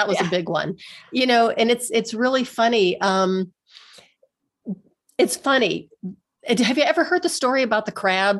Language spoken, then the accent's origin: English; Pennsylvania, United States; moved away as an adult; now in Denver, United States; I moved away from my hometown. I'm from a small steel town in Western Pennsylvania. And that's why I now live in Denver, Colorado, because I just really wanted to get away.